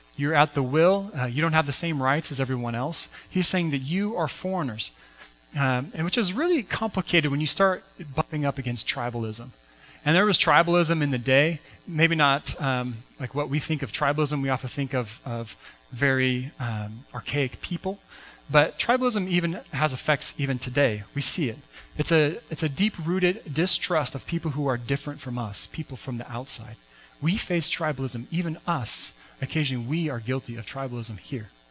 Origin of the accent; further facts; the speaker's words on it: Washington, United States; moved away as an adult; also born or lived in Vancouver, Canada; now in Kootenays, Canada; where I grew up in Washington State